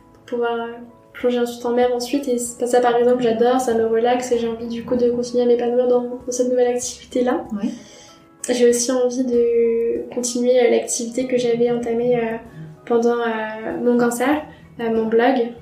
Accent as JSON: {"language": "French", "town": "Troyes", "region": "Grand Est", "country": "France", "moved": "yes", "lives_now": "Paris, France", "said": "je suis originaire de Troyes, j'habite à Paris depuis quelques années"}